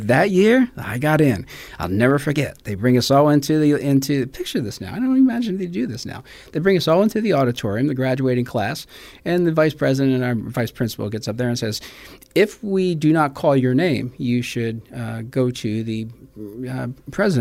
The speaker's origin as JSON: {"language": "English", "town": "Lindenwold", "region": "New Jersey", "country": "United States", "tie": "born or raised there", "also_born_or_lived": "Philadelphia, Pennsylvania", "moved": "as an adult", "lives_now": "San Antonio, United States", "said": "I grew up in Lindenwald area"}